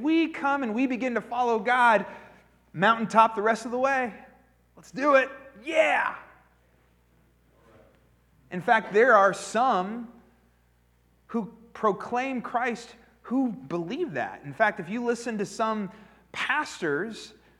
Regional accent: Pennsylvania, United States; I grew up in Pennsylvania

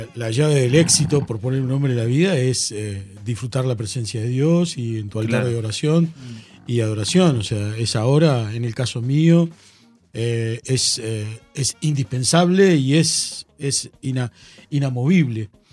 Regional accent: Argentina; yo soy argentino, formo parte de un país

